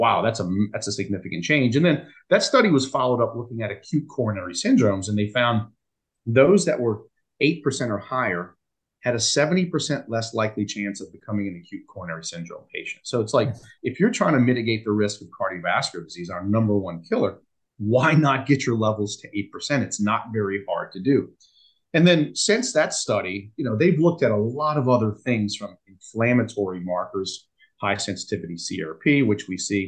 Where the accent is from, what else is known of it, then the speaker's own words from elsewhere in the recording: New Orleans, Louisiana, United States; my hometown in New Orleans